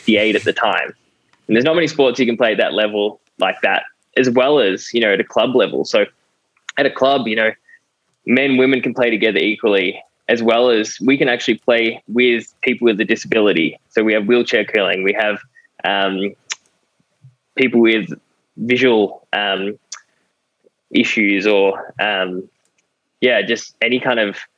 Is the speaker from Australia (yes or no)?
yes; Australia; I'm an Aussie through and through.